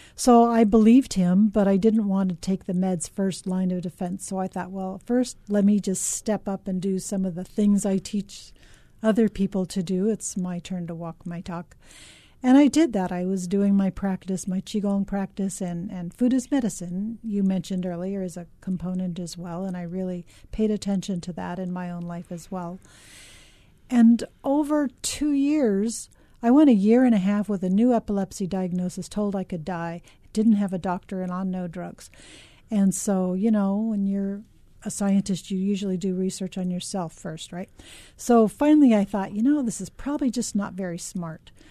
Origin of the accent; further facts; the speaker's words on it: Los Angeles, California, United States; now in Hawaii, United States; I grew up in Los Angeles